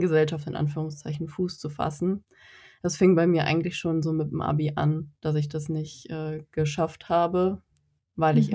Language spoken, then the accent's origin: German; North Rhine-Westphalia, Germany; Ich komme aus NRW